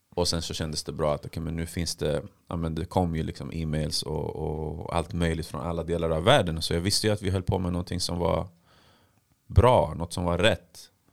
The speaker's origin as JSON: {"language": "Swedish", "town": "Stockholm", "region": "Stockholm County", "country": "Sweden", "said": "jag kom från Tensta"}